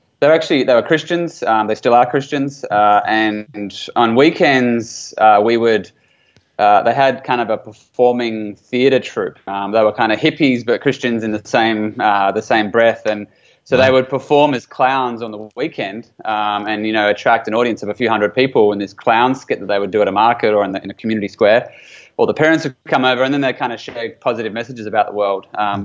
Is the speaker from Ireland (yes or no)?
no; New Zealand; also born or lived in Australia; I was born in New Zealand, moved to Australia very young as a baby, moved back to New Zealand for intermediate, it's called New Zealand, but effectively junior high